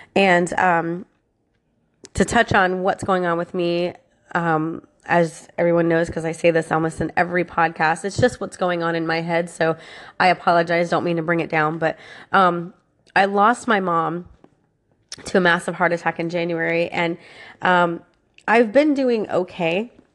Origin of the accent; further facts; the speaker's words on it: Florida, United States; I was born and raised in Florida, and I'm a Florida girl